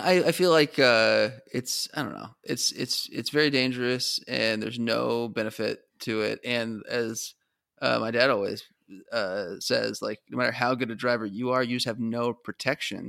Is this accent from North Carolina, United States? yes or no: no; Arizona, United States; growing up in Arizona